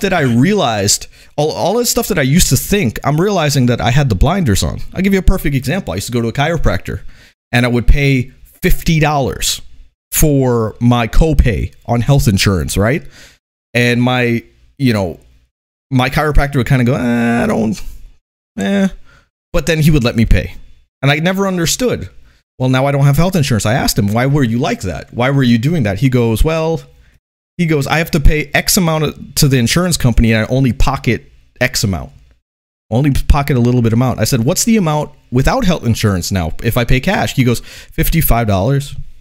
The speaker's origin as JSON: {"language": "English", "country": "United States", "said": "I would consider myself a, an American"}